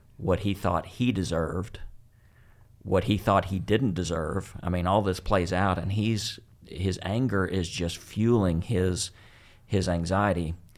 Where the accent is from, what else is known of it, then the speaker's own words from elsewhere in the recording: West Texas, United States; growing up in West Texas